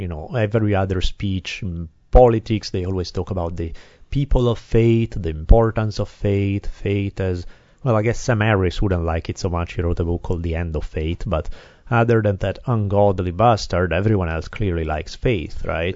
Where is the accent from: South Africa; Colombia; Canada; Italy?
Italy; now in United States; I come from Italy. I grew up in a very different kind of environment